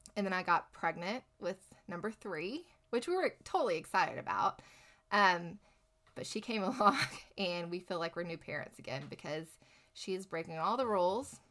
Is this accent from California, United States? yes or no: no; Lubbock, Texas, United States; moved away as an adult; growing up here, growing up in Texas, we, are always taught to give back